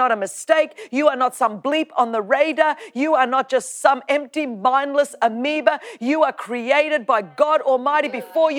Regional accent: Sydney, New South Wales, Australia; where I grew up in Australia

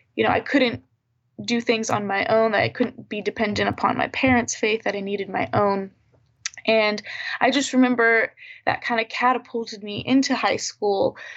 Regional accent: Virginia Beach, Virginia, United States; moved away as an adult; now in Tulsa, United States; I'm from Virginia Beach, Virginia

